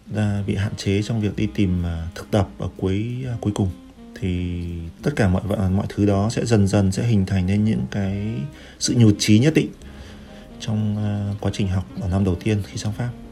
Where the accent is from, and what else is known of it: Vietnam; moved away as an adult; also born or lived in France